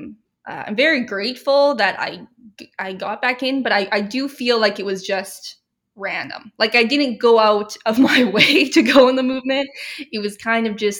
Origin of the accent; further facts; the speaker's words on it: Regina, Saskatchewan, Canada; I grew up in Regina, Saskatchewan, and was raised here